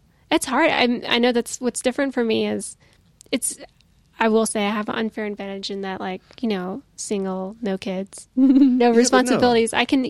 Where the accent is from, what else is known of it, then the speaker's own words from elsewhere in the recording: Nashville, Tennessee, United States; moved away; I'm originally from Nashville.